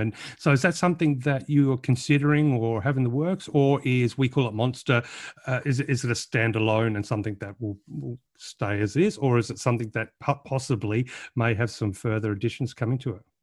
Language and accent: English; Australia; being an Aussie